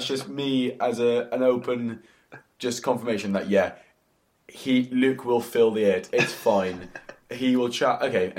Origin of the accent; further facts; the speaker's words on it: England, United Kingdom; now in Australia; You know, I'm from England, I love fish and chips